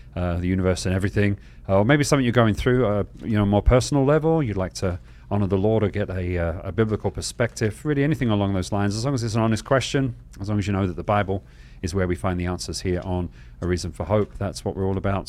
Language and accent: English; England, United Kingdom; now in Arizona, United States; I'm from England where it kind of drizzles